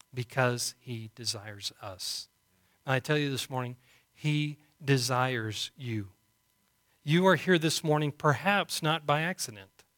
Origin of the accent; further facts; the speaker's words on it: Canyon, Texas, United States; also born or lived in Booker, Texas; we grew up here in Canyon and moved to Booker